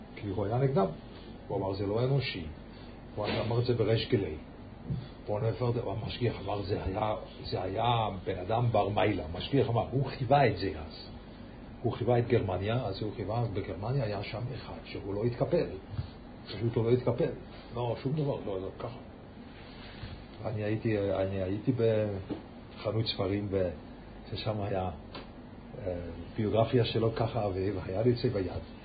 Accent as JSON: {"language": "Hebrew", "region": "Lucerne", "country": "Switzerland", "tie": "born or raised there", "moved": "yes"}